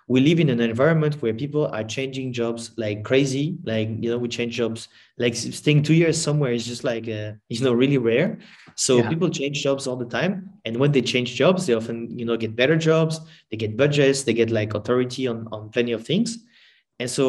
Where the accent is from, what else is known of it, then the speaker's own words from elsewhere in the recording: France; I'm from France